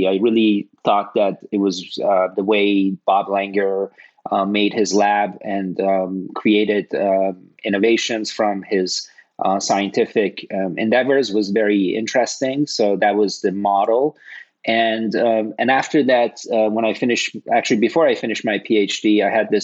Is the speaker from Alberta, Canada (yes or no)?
no; Toronto, Ontario, Canada; moved away as an adult; also born or lived in Cambridge, Massachusetts / Los Angeles; I grew up in Toronto, and I got initially exposed to bioengineering when I was in the third year of a chemical engineering program at the University of Toronto